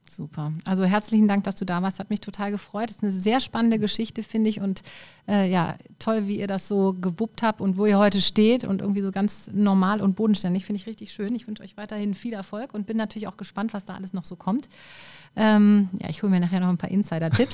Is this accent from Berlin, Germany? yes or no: no; Düsseldorf, North Rhine-Westphalia, Germany; Als Düsseldorfer